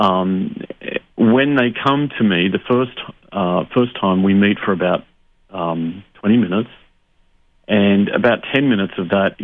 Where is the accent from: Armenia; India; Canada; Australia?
Australia; Sydney, New South Wales; moved away as an adult; also born or lived in Hungary / United Kingdom; growing up in Sydney in Australia